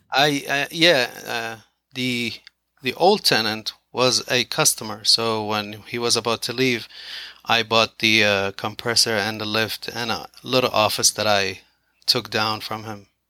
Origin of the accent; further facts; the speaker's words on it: Iraq; moved away as an adult; also born or lived in Philadelphia, United States; now in Kennedale, United States; I'm originally from the Middle East